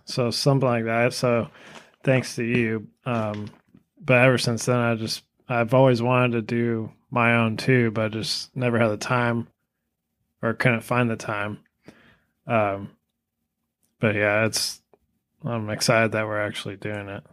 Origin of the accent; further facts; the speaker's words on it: California, United States; moved away as an adult; now in Kentucky, United States; I grew up in California